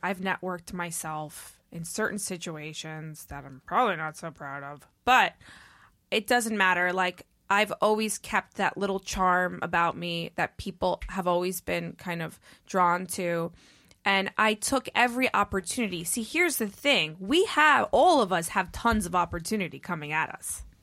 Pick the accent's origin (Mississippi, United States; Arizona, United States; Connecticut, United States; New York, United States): New York, United States; New York City; I grew up in New York City